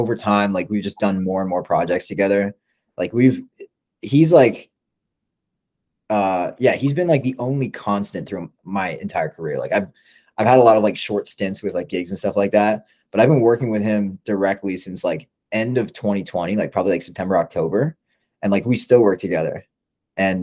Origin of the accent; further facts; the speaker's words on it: Canada; I'm Canadian.